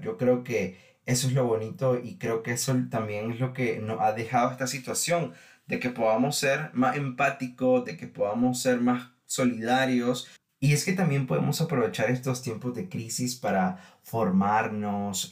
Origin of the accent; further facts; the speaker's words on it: Nicaragua; Les cuento que en mi país, Nicaragua